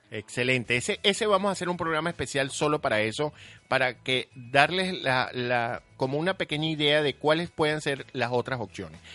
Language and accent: Spanish; Venezuela; nuestro país Venezuela